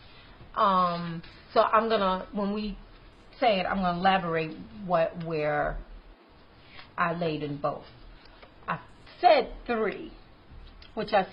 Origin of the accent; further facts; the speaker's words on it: Maryland, United States; I'm from Maryland